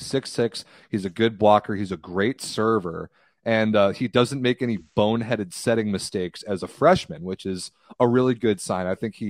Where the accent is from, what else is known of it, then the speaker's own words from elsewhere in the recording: United States; as an American volleyball fan